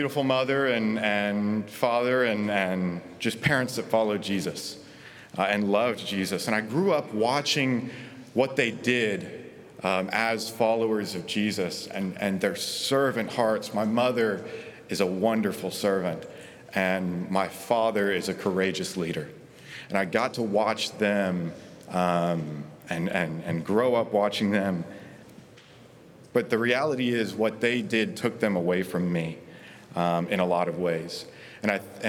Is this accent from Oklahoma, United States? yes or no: yes; Oklahoma, United States; I was born and raised in Oklahoma, graduated from Oklahoma State just 3 months ago